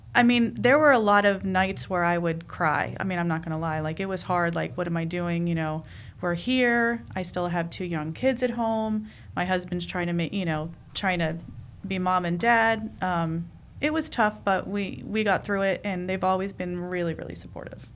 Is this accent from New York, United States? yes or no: yes; New York City, New York, United States; moved away; I'm I'm from New York. You know, I, I grew up in Queens.